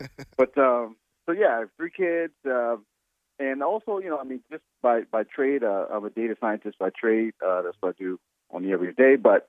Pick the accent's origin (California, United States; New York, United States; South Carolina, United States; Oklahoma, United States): South Carolina, United States; moved away as an adult; now in Omaha, United States; I'm not from Omaha, Nebraska. I'm actually from the South, from the Southeast and South Carolina.